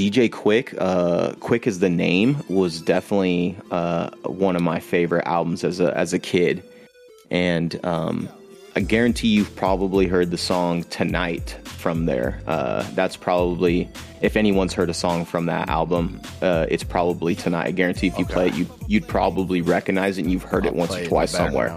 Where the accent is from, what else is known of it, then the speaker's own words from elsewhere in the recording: Northern California, United States; I'm from Northern California, too. So I'm like about an hour away from Oakland